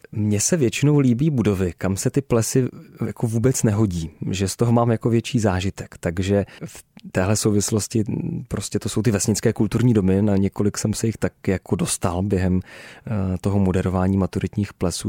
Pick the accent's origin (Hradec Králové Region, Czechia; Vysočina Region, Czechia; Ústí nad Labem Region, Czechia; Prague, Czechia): Hradec Králové Region, Czechia; Náchod area; tam na Náchodsku, eh, u nás v mém rodném kraji